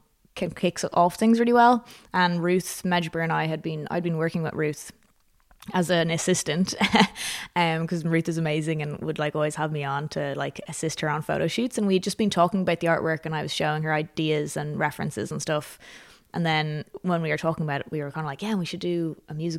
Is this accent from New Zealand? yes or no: no; Dublin, Leinster, Ireland; born or raised there; moved away as an adult